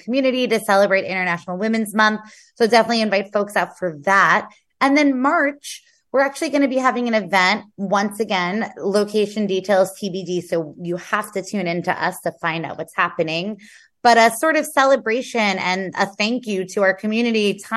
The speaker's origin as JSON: {"language": "English", "town": "New York City", "region": "New York", "country": "United States", "said": "So I'm from Queens."}